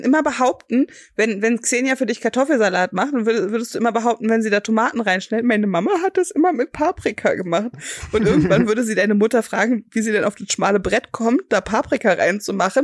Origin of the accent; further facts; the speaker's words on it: Berlin, Germany; Ich komme nämlich aus West-Berlin